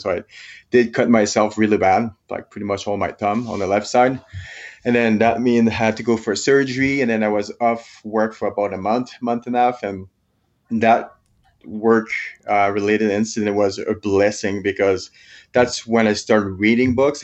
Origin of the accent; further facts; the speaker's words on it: Quebec, Canada; moved away as an adult; now in Canmore, Canada; I'm from Quebec, French Canadian. But I've been living in Camor, Alberta, just close to Banff National Park for the last twelve years